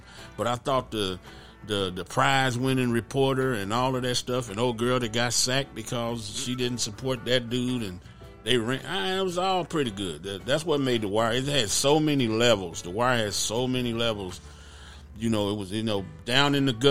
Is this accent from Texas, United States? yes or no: yes; Grand Prairie, Texas, United States; I'm from Dalworth